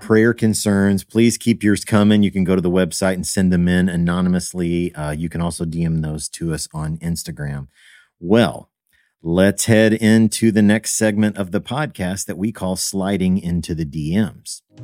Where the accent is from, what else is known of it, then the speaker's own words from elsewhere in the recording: Evansville, Indiana, United States; I grew up in Evansville, Indiana